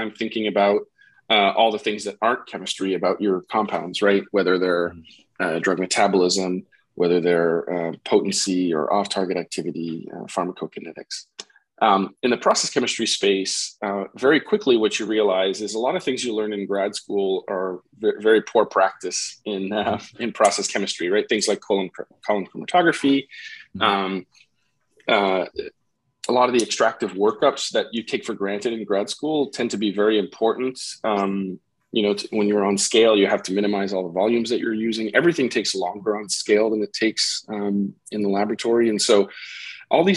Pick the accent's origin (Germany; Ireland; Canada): Canada; about an hour outside Montreal, Quebec; moved away as an adult; now in New Jersey, United States; I grew up about an hour outside Montreal, so it's not my hometown